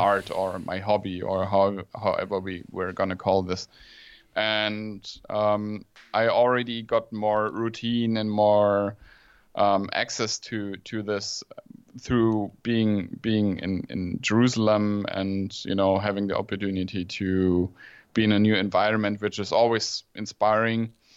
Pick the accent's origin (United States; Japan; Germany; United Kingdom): Germany; in Germany we we always like to see the negative